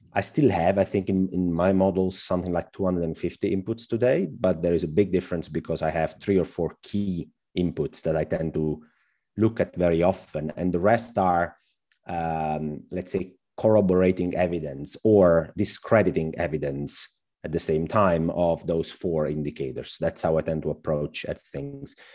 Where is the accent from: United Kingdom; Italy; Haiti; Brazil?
Italy; Southern Italy; moved away as an adult; also born or lived in Germany; I came back to my hometown visiting family